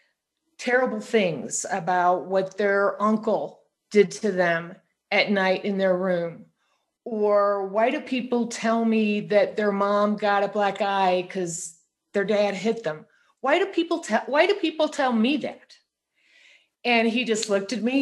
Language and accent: English; St. Louis, Missouri, United States; I grew up in St. Louis